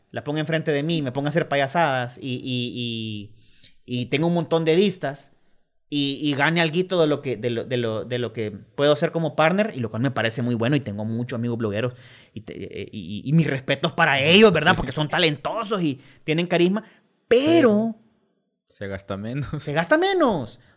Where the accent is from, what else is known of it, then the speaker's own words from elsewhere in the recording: El Salvador; Gracias a Dios tenemos un acento bien neutro, es decir, los salvadoreños no tienen mucho, tendremos un cantadito por ahí, pero...